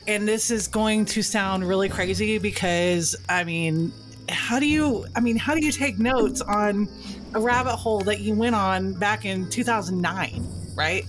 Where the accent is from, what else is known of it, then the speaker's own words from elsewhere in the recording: Texas, United States; I'm Texan